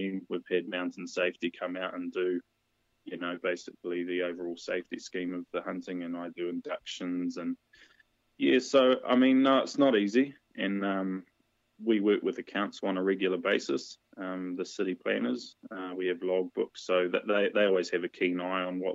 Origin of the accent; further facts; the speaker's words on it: Wellington, New Zealand; I was raised here in Wellington